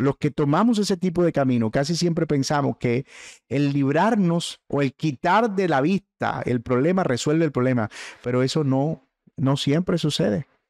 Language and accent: Spanish; Caribbean coast, Colombia; el término boletear, de que nosotros usamos en la costa